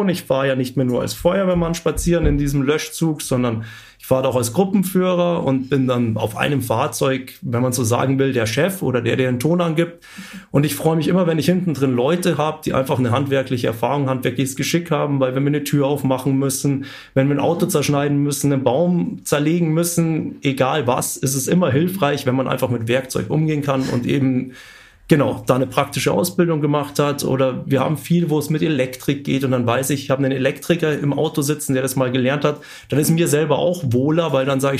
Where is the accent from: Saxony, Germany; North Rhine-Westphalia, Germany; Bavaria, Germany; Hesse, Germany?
Bavaria, Germany; Munich; weil als Münchner lernt man das eigentlich nicht so kennen. Ich bin in der Großstadt aufgewachsen.